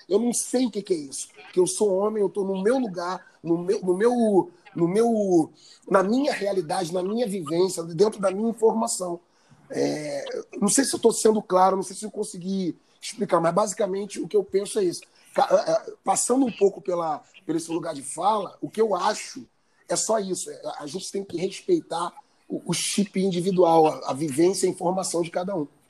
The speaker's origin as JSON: {"language": "Portuguese", "town": "Nova Iguaçu", "region": "Rio de Janeiro", "country": "Brazil", "tie": "born or raised there", "said": "de Nova Iguaçu, que é a Baixada Fluminense, onde eu cresci"}